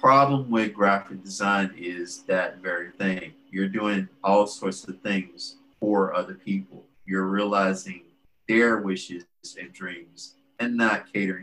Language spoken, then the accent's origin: English; Port Arthur, Texas, United States; moved away as an adult; now in Houston, United States; I grew up in Port Arthur